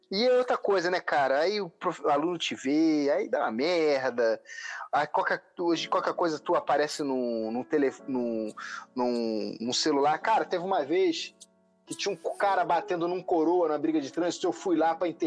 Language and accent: Portuguese; Rio de Janeiro, Brazil; accent: carioca; eu sou um carioca